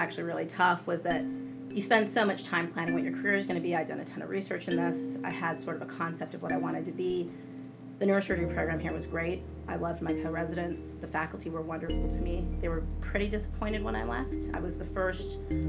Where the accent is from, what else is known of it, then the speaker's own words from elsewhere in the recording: El Paso, Texas, United States; I was born and raised in El Paso, Texas